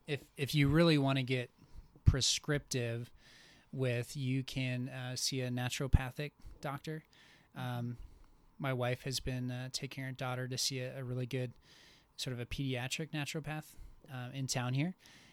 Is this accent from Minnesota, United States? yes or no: yes; Minnesota, United States; And so like I came from Minnesota, and we for like, I don't know, 4, maybe 5 months of the year, it just never made sense to go outside.